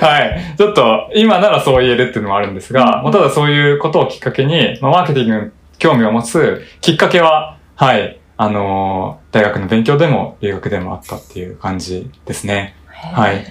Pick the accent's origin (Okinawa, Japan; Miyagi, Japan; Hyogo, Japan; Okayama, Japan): Hyogo, Japan; Kobe; also born or lived in Tokushima / South Korea; now in Tokyo, Japan; 地元の神戸に戻って、はい、実家からリモートワークしてた時期もあって